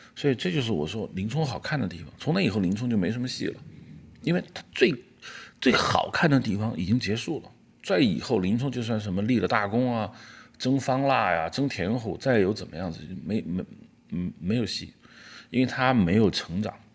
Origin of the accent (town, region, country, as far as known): China